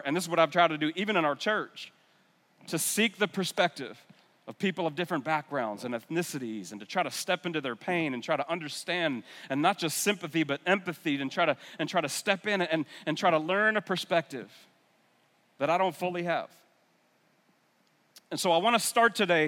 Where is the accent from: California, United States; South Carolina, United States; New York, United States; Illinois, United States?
New York, United States; New York area, United States; moved away as an adult; also born or lived in North Carolina; I'm from the New York area